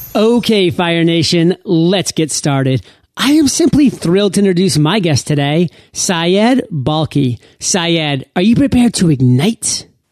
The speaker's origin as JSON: {"language": "English", "country": "United States", "tie": "born or raised there", "said": "one of the few born and bred Americans"}